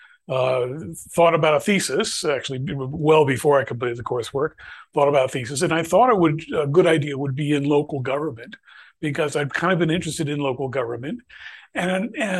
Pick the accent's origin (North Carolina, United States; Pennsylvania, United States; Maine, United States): Pennsylvania, United States; Bethlehem; I'd actually worked for a little while for Bethlehem Steel Corporation, which was in my hometown